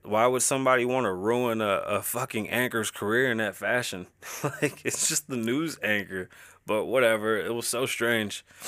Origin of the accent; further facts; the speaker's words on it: New York City, New York, United States; now in Las Vegas, United States; I was born and raised, birthed in the Bronx.